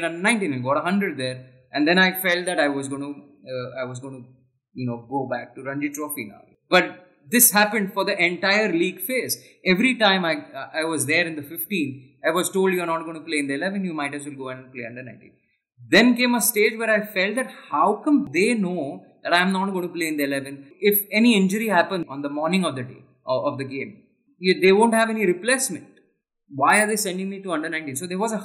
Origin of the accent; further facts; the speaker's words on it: Mumbai, Maharashtra, India; Growing up in Bombay